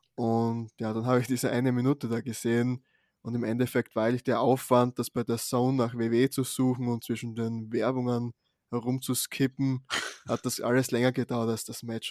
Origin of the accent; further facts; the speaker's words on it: Austria; hier bei uns in Österreich.